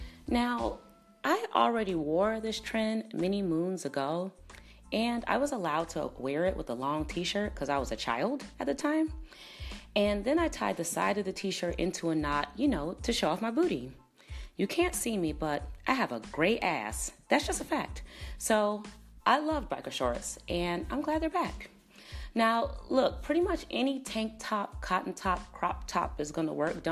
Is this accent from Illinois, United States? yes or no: yes; Chicago, Illinois, United States; now in Los Angeles, United States; my hometown of Chicago